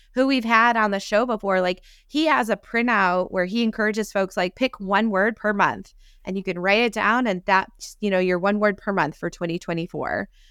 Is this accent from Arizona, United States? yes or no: no; upstate New York, United States; now in Texas, United States; someone who lives in Texas but grew up in New York